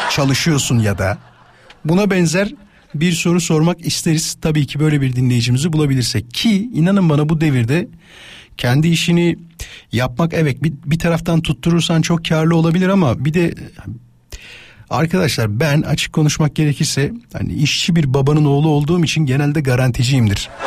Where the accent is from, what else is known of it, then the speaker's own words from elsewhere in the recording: Rize Province, Turkey; now in Bursa, Turkey; Rizeliyim ben.